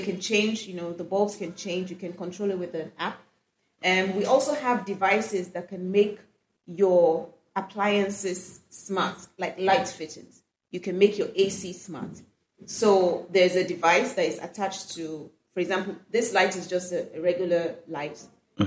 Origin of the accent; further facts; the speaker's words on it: Kano, Kano State, Nigeria; I grew up in Kano. I was born in Kano